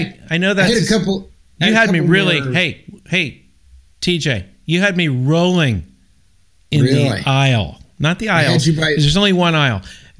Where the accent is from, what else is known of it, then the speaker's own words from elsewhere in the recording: San Francisco, California, United States; I'm from San Francisco originally.